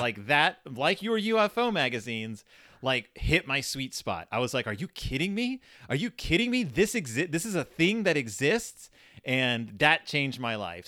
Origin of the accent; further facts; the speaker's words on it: Spring, Texas, United States; I grew up in Spring, Texas, uh, which is in the Klein District